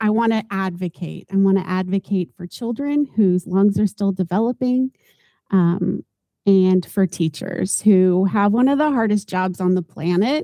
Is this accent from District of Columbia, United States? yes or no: no; Southern California, United States; moved away; also born or lived in Iowa; I am a product of growing up in Southern California in the 70s.